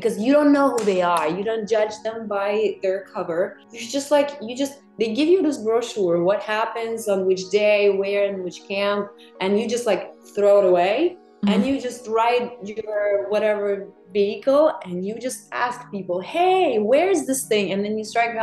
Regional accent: Russia; moved away as an adult; now in New York, United States; I'm from Russia, so we were like, it's a very conservative society

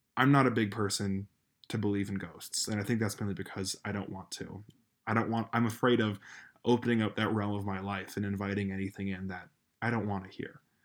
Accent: Colorado, United States; my home state of Colorado.

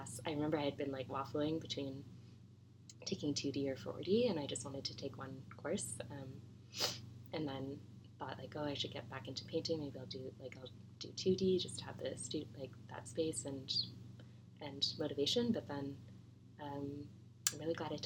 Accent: Halifax, Nova Scotia, Canada; moved away as an adult; I'm from Halifax and went to school there

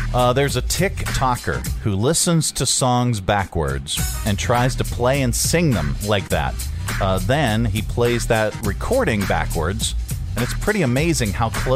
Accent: Scotland, United Kingdom; I am Scottish

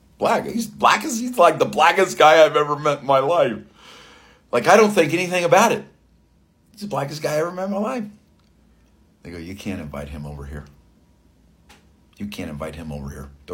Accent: South Florida, United States; I grew up in South Florida

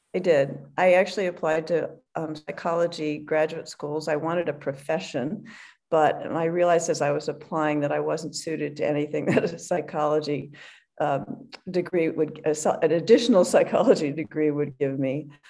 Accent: Hinsdale, Illinois, United States; moved away; also born or lived in Philadelphia, Pennsylvania / Stanford, California; I was born in Philadelphia. Actually, uh, I moved to Chicago or Hinsdale um, in the fourth grade. So really, that's where I grew up

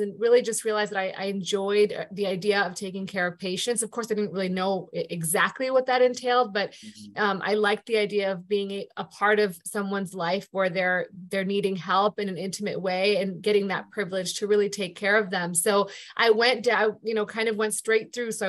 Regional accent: Buffalo, New York, United States; moved away as an adult; also born or lived in Chicago / Dallas, Texas; now in Maryland, United States; I am from originally Buffalo, New York, which is where I was born and raised

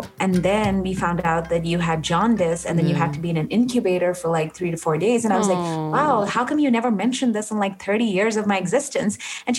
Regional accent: Nigeria; Well, I grew up in Nigeria.

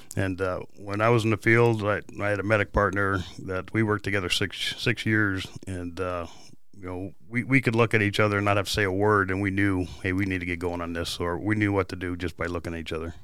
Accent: Canada; also born or lived in California / San Diego; now in Peoria, United States; I was born in Canada

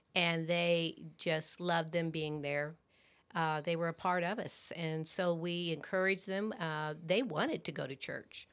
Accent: Warrensburg, Missouri, United States; now in Festus, United States; I was born and raised in Warrensburg

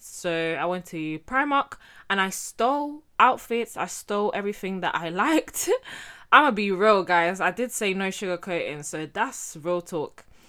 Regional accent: Getafe, Community of Madrid, Spain; I was born and raised in Spain, in Getafe to be exact.

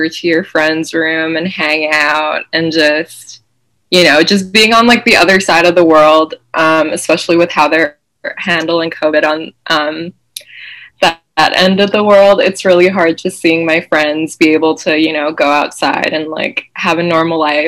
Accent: Malaysia; now in Massachusetts, United States; I was born and raised in Malaysia, but I'm currently based in Massachusetts.

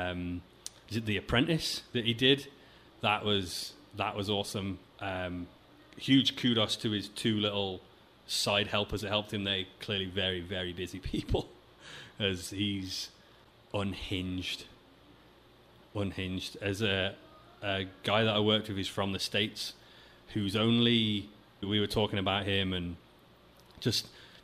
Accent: England, United Kingdom; moved away as an adult; now in Vancouver, Canada; There's a lot of people I've met in my life in England

